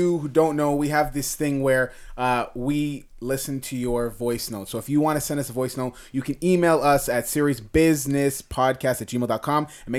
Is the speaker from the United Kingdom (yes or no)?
no; Canada; Even though I'm very Canadian, I'm very like my thing's very, I'd say Asian, Jamaican.